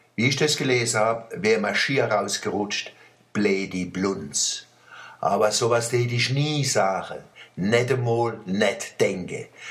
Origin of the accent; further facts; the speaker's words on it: Germany; wir Deutsche